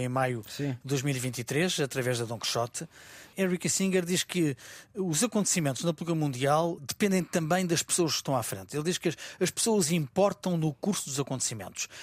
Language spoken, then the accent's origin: Portuguese; Portugal; como portugueses